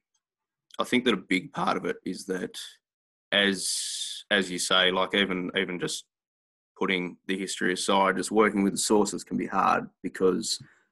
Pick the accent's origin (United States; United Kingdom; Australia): Australia; Cowra, New South Wales; I'm Wiradjuri. I'm from Cowra, part of the Cowra community. But we also have family connections up around Brewarrina.